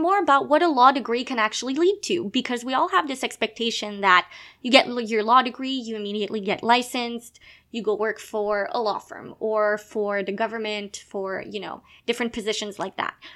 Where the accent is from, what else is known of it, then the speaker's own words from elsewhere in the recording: Gatineau, Quebec, Canada; first language French; English is a second language; also born or lived in Montreal; I was born in Quebec. I am a francophone. Uh, so I l- basically lived in Montreal when I was uh, younger, but I spent most of my time in a little place called Gatineau